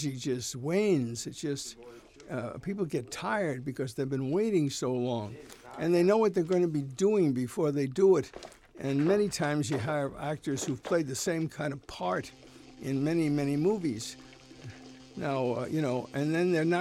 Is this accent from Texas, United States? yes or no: no; New York, United States; now in California, United States; I grew up in New York